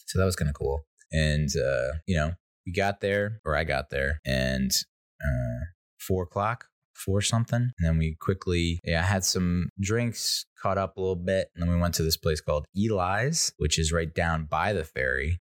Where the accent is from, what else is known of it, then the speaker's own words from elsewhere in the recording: United States; I'm an Irish Italian American